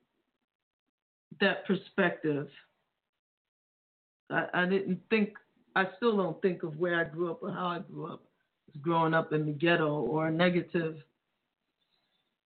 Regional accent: New York City, New York, United States; I grew up in the Bronx

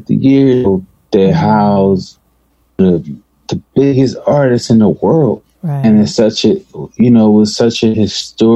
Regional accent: Philadelphia, Pennsylvania, United States; I'm from North Philly

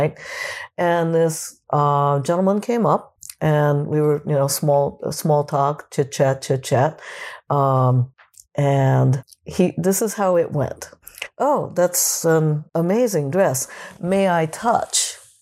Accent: Japan; moved away; When I was a kid, I would get teased, growing up in Japan

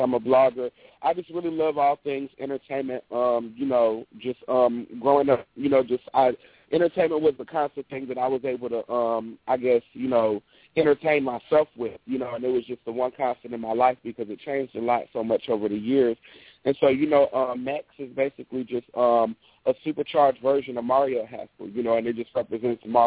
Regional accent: Chicago, Illinois, United States; I'm originally from Chicago

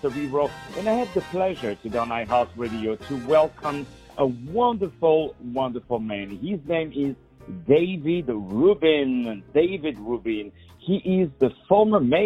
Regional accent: Morocco; Morocco, my home country

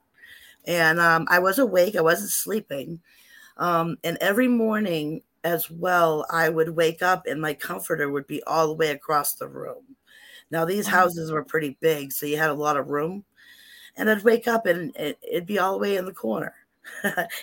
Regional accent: Salem, Massachusetts, United States; I grew up in Salem, and living in those old houses

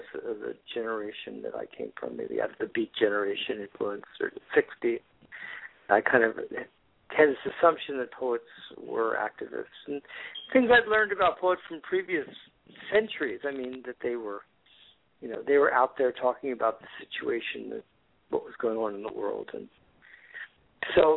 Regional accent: Florida, United States; now in California, United States; I've been living in California for the last 40 years. I'm originally from Florida

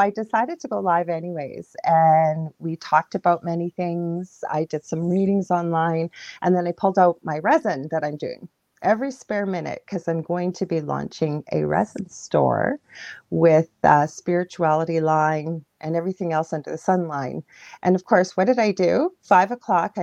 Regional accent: Canada; I'm a Canadian clairvoyant medium

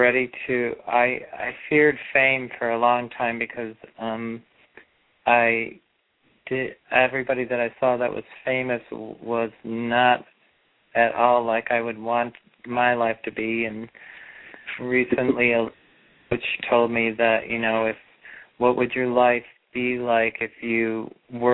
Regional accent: Chicago, Illinois, United States; I was born at 432 in Illinois, Chicago

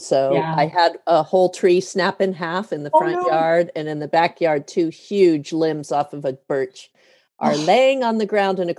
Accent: Monterey, California, United States; also born or lived in Denver, Colorado / Portland, Oregon; now in McMinnville, United States; I lived in Portland for 13 years. And before that, I lived in Monterey, California, where I grew up.

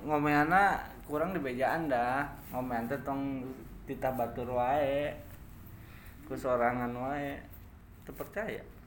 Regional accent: Bogor, West Java, Indonesia; gua putra daerah

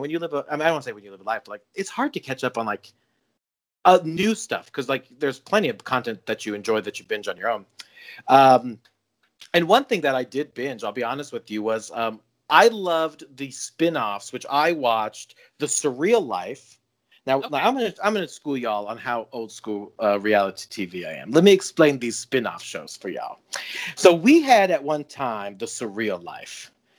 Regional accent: Colorado, United States; I watched Flava Flav's love life as a young child growing up

